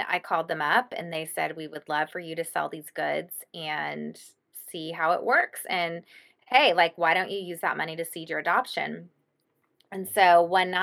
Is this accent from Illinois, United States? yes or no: no; Austin, Texas, United States; I'm from Austin